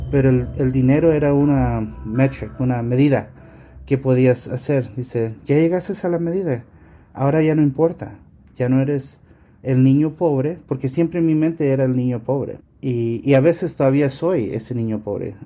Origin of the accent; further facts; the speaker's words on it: California, United States; yo nací en los Estados Unidos, en California.